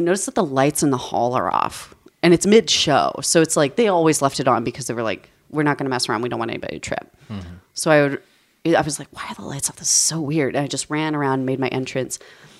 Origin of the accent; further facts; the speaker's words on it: New Mexico, United States; I grew up in New Mexico.